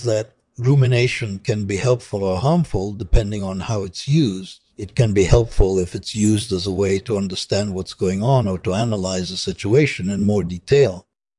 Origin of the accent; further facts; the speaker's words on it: Brooklyn, New York, United States; also born or lived in Tel Aviv, Israel; I was born in Tel Aviv, Israel, in 1933. I grew up in Brooklyn, New York City, which was a very multicultural area at the time.